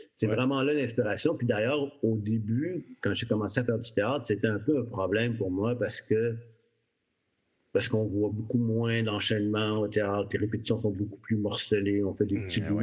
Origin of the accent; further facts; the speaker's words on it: Montreal, Quebec, Canada; De l'Est de Montréal, le euh, quartier ouvrier.